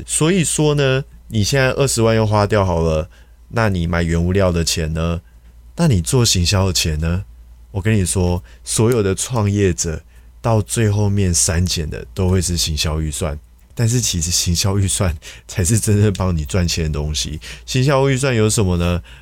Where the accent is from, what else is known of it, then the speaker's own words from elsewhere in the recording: Taiwan; 我们其实台湾人